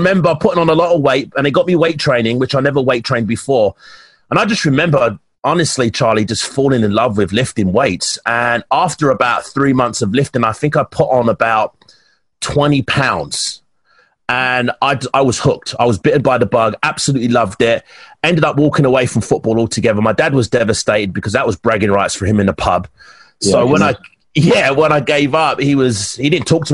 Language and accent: English; London, United Kingdom; moved away as an adult; also born or lived in Alberta, Canada; now in Canada; I'm from Hackney, East London. I was born and bred there, and then I moved out to South East London